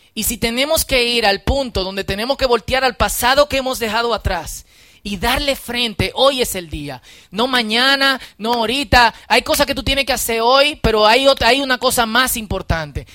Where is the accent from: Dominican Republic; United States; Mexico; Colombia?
Dominican Republic; somos parte de República Dominicana